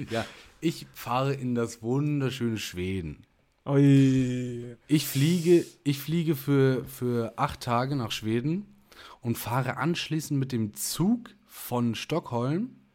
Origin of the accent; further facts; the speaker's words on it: Germany; Ich nehme das jetzt nicht ein als Deutscher, sondern ich bin wirklich nur kurz hier.